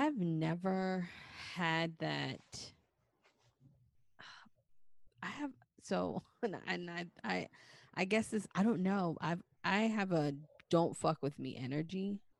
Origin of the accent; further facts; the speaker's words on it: New York, United States; because I'm from New York